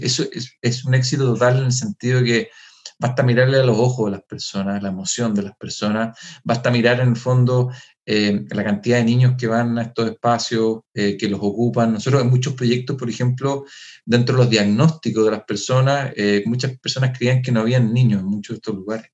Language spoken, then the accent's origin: Spanish; Chile; nosotros como, como chilenos ocupamos palabras que quizás no se van a entender